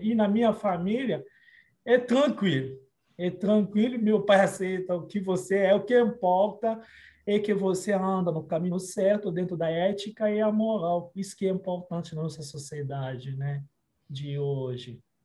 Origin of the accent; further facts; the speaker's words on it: Kinshasa, DR Congo; Portuguese is a second language; now in Brazil; República Democrática do Congo é aonde eu nasci